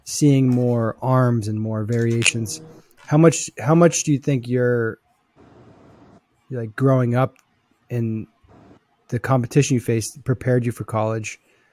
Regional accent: New Hampshire, United States; now in Texas, United States; I'm from New Hampshire

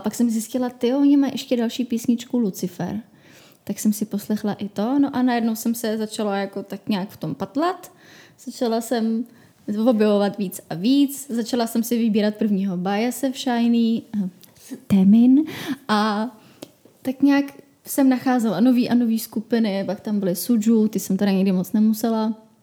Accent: Czechia; u nás v Čechách

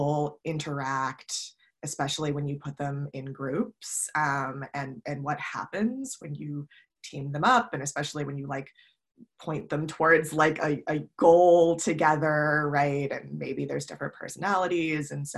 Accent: Ohio, United States; also born or lived in New York / Chicago; now in San Francisco, United States; I grew up in Ohio

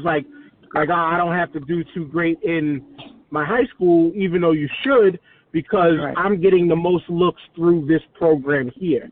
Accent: New York City, New York, United States; I'm from Staten Island. I'm living I live in Staten Island

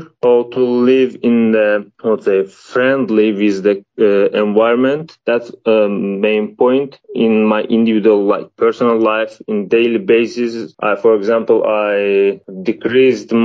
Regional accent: Baku, Azerbaijan; moved away as an adult; now in Hungary; I am from Azerbaijan, the capital from Baku City.

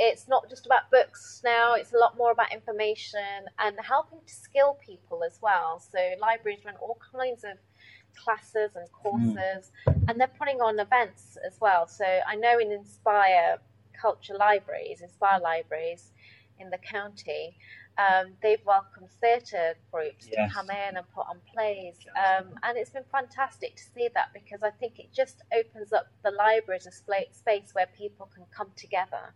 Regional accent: Derby, East Midlands, United Kingdom; I grew up in Derby

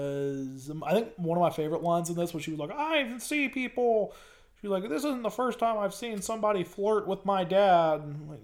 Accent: the South, United States; I grew up in the South. I live in the South currently. Yes, I'm in, like, a suburb, so no one's really that Southern, but, like, I don't know. I live near it.

